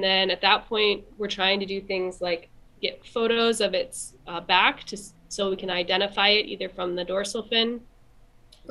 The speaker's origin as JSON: {"language": "English", "region": "Michigan", "country": "United States", "moved": "as an adult", "lives_now": "Sitka, United States", "said": "I'm from Michigan originally."}